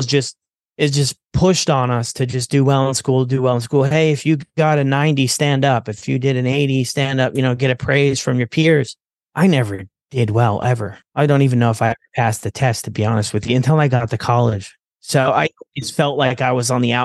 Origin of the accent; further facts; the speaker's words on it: Ontario, Canada; I was born in Canada, Ontario, and my mom was a single mom